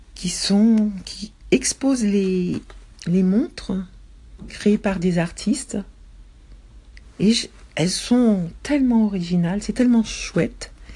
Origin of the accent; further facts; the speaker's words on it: Paris, Île-de-France, France; Depuis mon enfance jusqu'à ma vie de jeune adulte, j'ai été élevée dans les trois premiers arrondissements de Paris